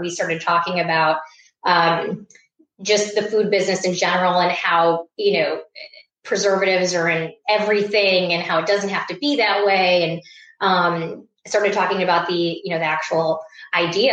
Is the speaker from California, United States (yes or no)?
no; Iowa, United States; moved away as an adult; also born or lived in New York; I grew up in Iowa. Uh, went out to New York to start my career um, after college